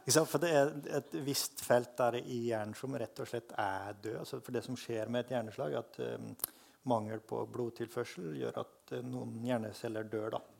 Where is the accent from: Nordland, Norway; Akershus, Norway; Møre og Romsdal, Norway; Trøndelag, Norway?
Trøndelag, Norway; Frøya; accent: Trøndersk; Jeg vokste opp på Frøya, som er den ytterste øya i trøndelagskysten.